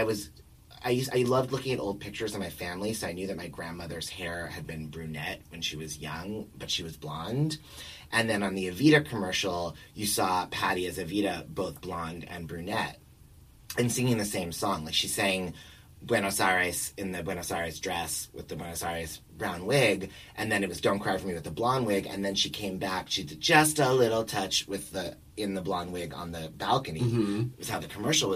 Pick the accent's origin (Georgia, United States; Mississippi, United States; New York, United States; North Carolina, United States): New York, United States; I was born here, and my grandparents took me to see some Broadway shows